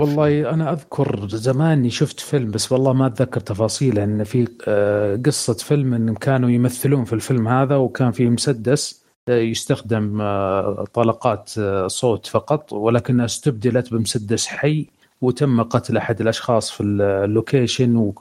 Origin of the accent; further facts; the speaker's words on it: Saudi Arabia; عندنا في السعوديه